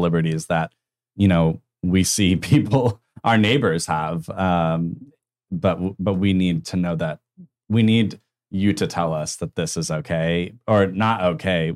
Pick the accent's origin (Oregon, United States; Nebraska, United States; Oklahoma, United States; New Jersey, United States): Oklahoma, United States; Tulsa; moved away as an adult; moving back to my hometown after college